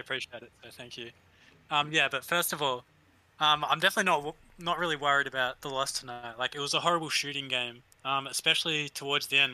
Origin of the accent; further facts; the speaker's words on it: Australia; accent: Australian; you can probably hear the accent.